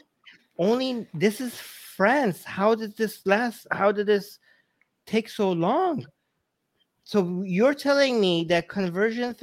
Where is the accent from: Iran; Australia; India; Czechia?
Iran; Tehran, Tehran Province; now in Canada; I come from Iran. There's no, like, I grew up in Tehran.